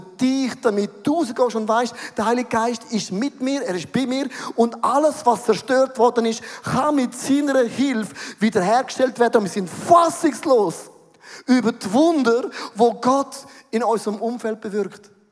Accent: Switzerland; Bin ein Schweizer, bodenständig

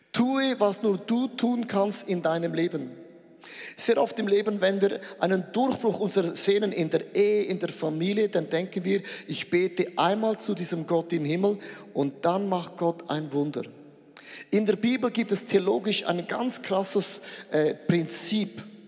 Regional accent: Switzerland; Ich bin ein Schweizer

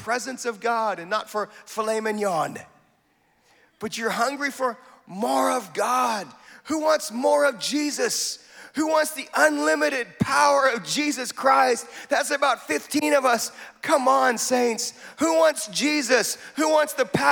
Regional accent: Wenatchee, Washington, United States; accent: American; now in Bradford, United Kingdom; I was born in Wenatchee, Washington.

